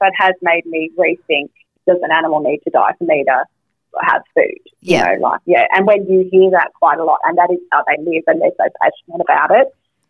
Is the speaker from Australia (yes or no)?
yes; Wynyard, Tasmania, Australia; where we grew up in Tassie, like up the northwest coast in Wynyard